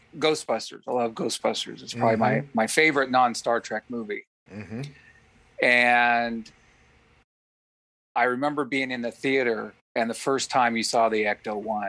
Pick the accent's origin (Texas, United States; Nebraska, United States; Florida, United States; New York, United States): Nebraska, United States; Pleasantdale; also born or lived in Lincoln, Nebraska; I was born in Lincoln, Nebraska, which is Nebraska's capital city. Mm-hmm. When I was 11 years old, we moved to Pleasantdale, and that's the little town with a little over 200. And so I primarily did my growing up in a small town